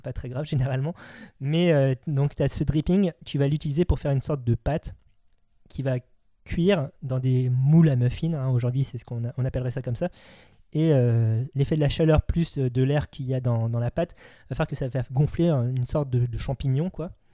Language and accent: French; France; nous, en tant que Français